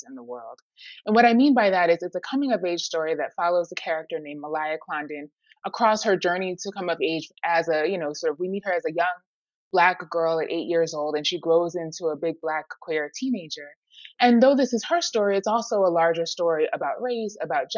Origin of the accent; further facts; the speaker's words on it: New York City, New York, United States; Harlem, for me, you know, it's my hometown.